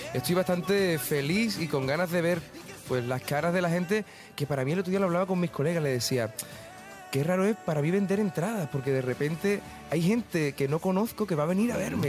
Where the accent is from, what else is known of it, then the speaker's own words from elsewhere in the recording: Andalusia, Spain; Andalucía a mí me responde muy bien, ¿sabes? Es mi tierra